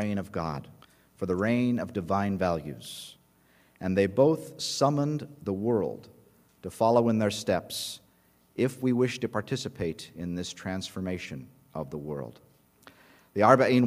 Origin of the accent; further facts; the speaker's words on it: United States; And I told him, "America."